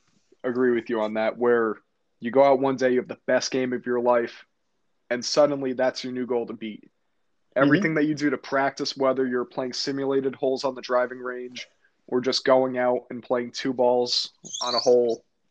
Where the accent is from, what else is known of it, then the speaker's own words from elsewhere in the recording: Morris County, New Jersey, United States; I grew up in Morris County.